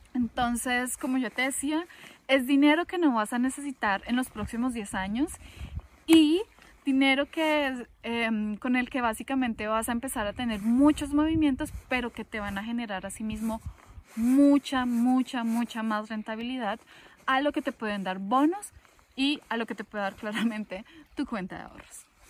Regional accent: Colombia; yo vengo de Colombia

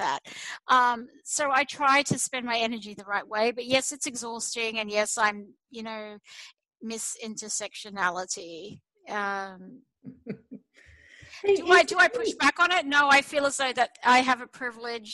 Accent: Australia; now in United States; to live as an Australian in America

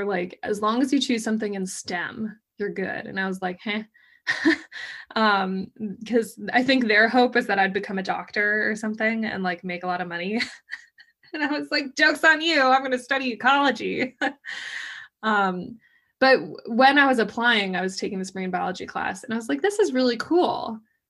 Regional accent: Colorado, United States; moved away as an adult; also born or lived in Miami; I grew up in Colorado

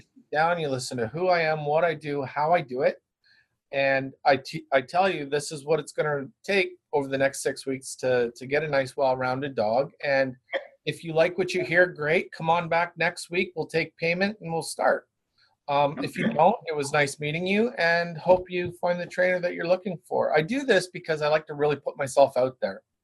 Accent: Brantford, Ontario, Canada; now in Guelph, Canada; I actually live in Guelph. I grew up in Brantford

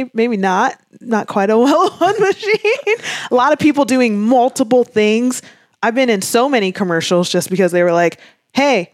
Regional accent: Florida, United States; also born or lived in Washington, D.C. / Gainesville, Florida / Daytona Beach, Florida / Jacksonville, Florida; I was born in Washington, D.C., but I grew up mostly around Florida. So I'm truly a Floridian

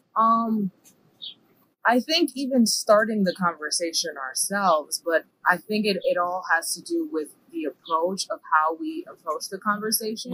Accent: New York City, New York, United States; moved away as an adult; now in Lebanon, Pennsylvania, United States; I was born and raised in the Bronx, New York

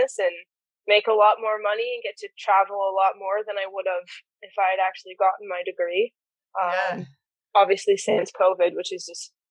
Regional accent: Niagara Falls, Ontario, Canada; moved away as an adult; also born or lived in Alberta / British Columbia / Western Australia; now in Australia; I was born and raised in Niagara Falls in Ontario

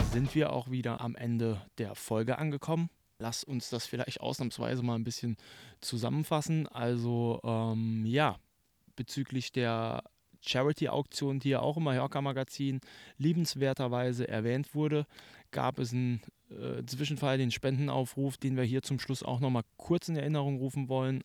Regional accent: Saarland, Germany; als Saarländer

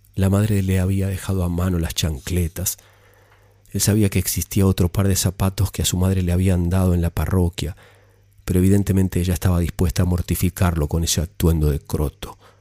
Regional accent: Argentina; mi país

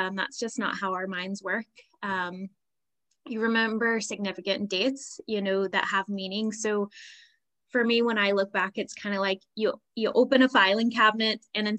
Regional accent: United States; moved away as an adult; now in Northern Ireland, United Kingdom; I am originally from America, from a military background. So my family traveled a lot. So I don't really like have even a specific state that I would say like I grew up in. But yeah, I've been living here in Northern Ireland for five, almost 6 years now.

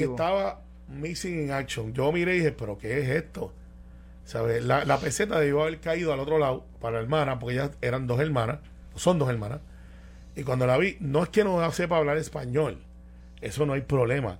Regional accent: Guaynabo, Puerto Rico; Como yo soy de Guainabo

